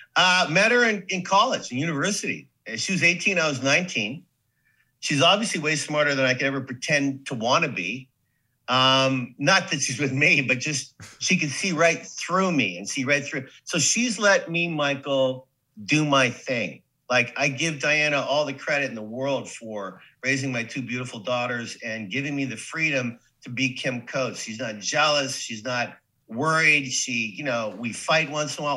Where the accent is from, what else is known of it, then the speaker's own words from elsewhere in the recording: Saskatoon, Saskatchewan, Canada; moved away as an adult; also born or lived in New York / Hollywood; now in United States; living the life in Saskatoon